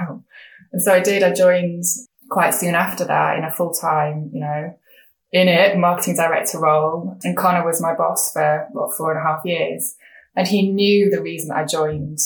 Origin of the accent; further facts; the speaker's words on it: England, United Kingdom; I'm a woman, I'm not Korean, I'm English